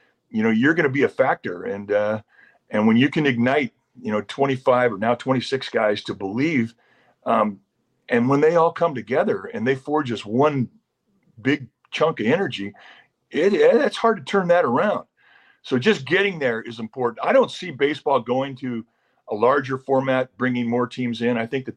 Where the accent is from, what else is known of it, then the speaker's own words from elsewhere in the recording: California, United States; Well, you know, I grew up in Southern California